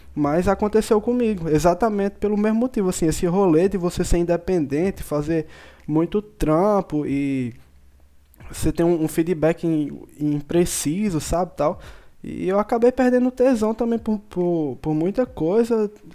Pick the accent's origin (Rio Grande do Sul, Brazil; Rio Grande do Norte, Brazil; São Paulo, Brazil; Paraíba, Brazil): Paraíba, Brazil; interior of; eu sou do interior da Paraíba